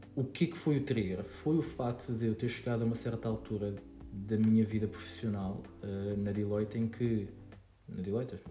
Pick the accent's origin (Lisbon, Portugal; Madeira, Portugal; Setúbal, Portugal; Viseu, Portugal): Lisbon, Portugal; Queluz; sou de, do Monte Abrão, de Queluz